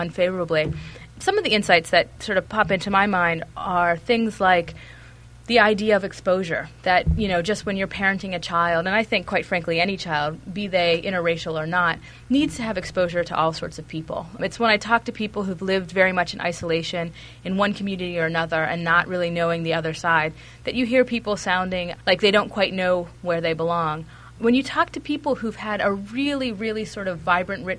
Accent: Pittsburgh, Pennsylvania, United States; I went off to Haverford College after growing up in Pittsburgh

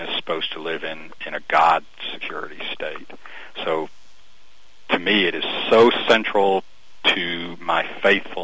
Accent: Albany, Georgia, United States; now in Brunswick, United States; I was raised in South Georgia, but over on the west side of the state, in Albany

